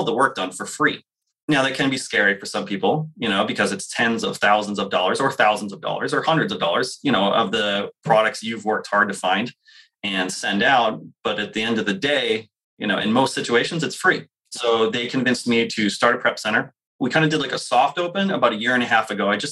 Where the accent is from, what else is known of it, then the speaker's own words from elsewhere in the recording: New Hampshire, United States; I grew up in New Hampshire